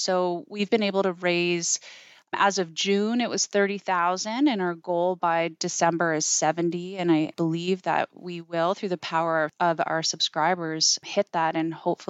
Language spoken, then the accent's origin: English; Bible Hill, Nova Scotia, Canada; You know, I think it was just an incredible place to grow up.